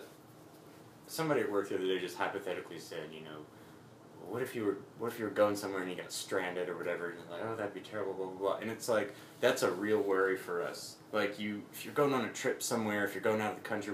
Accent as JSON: {"language": "English", "town": "Amarillo", "region": "Texas", "country": "United States", "tie": "born or raised there", "also_born_or_lived": "Louisiana", "lives_now": "Dallas, United States", "said": "So I was born in Louisiana, and when I was about 4 years old, we moved to Amarillo, Texas"}